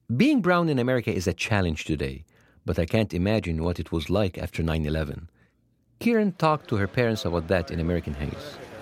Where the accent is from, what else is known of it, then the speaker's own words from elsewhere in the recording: Egypt; moved away; When I was growing up in Egypt